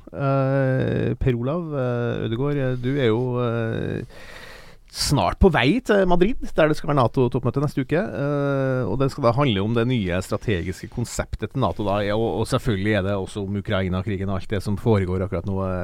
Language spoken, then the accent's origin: Norwegian; Sørlandet, Southern Norway, Norway; jeg kommer fra Sørlandet